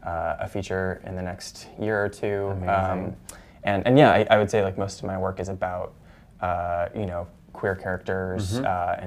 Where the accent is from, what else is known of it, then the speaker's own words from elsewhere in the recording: San Francisco Bay Area, California, United States; moved away as an adult; now in New York, United States; I'm from the San Francisco Bay Area